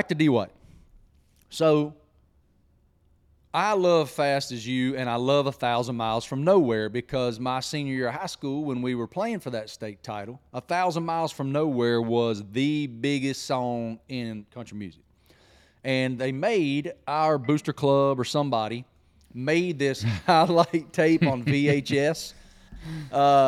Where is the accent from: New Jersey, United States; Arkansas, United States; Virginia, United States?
Virginia, United States; Pearisburg; we grew up in Parrisburg